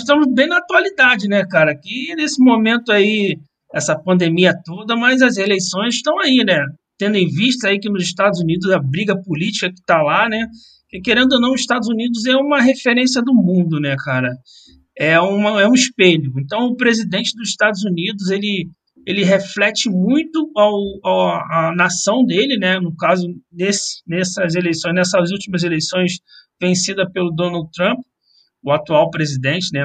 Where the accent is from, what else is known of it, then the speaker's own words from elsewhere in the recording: Brazil; now in Andorra; para gente aqui que estamos fora do, do Brasil